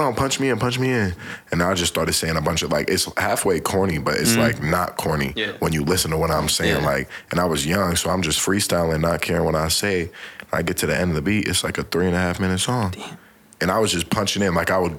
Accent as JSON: {"language": "English", "town": "Woodbury", "country": "United States", "tie": "born or raised there"}